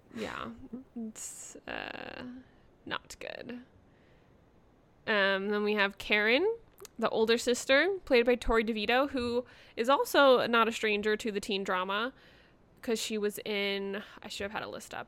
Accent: California, United States; growing up in California

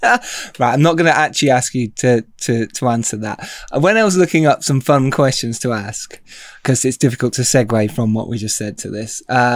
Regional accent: United Kingdom; we Brits did, as English

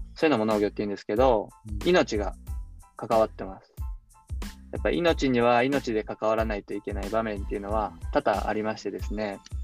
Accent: Osaka, Japan; moved away as an adult; now in Yatsugatake, Japan; 僕は大阪の天王寺っていうところ出身なんですけど

